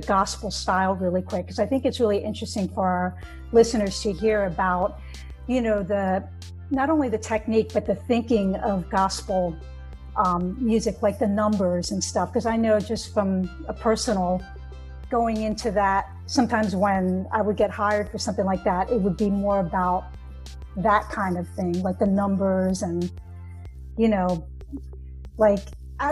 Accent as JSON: {"language": "English", "town": "Wayne", "region": "New Jersey", "country": "United States", "tie": "born or raised there", "said": "I grew up in Wayne, New Jersey"}